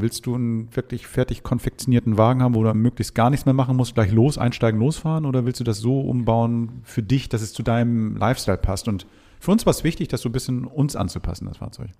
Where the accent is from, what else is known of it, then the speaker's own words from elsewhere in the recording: Hamburg, Germany; ich komme aus Hamburg